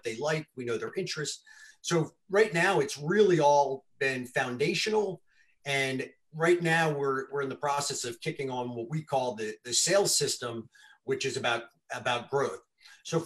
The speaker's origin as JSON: {"language": "English", "region": "Missouri", "country": "United States", "said": "I'm from Missouri, it's the show me state"}